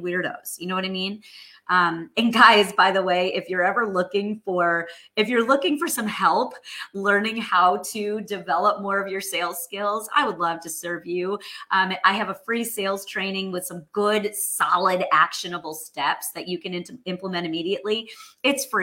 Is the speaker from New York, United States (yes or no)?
yes; New York, United States; moved away as an adult; now in Texas, United States; I'm a former New Yorker, friends, born and raised. All my roots are in New York.